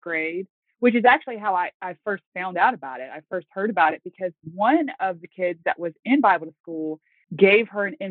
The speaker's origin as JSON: {"language": "English", "region": "Virginia", "country": "United States", "also_born_or_lived": "North Carolina", "moved": "yes", "lives_now": "Manheim, United States", "said": "I am originally from Virginia"}